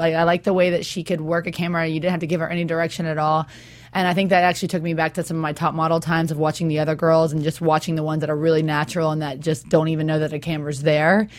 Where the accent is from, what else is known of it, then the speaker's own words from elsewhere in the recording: Los Angeles, California, United States; I'm from Los Angeles here